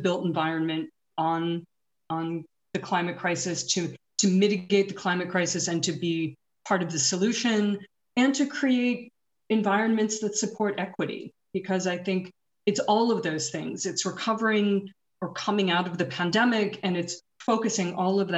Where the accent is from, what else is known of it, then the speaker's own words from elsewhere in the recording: New York, United States; even as a New Yorker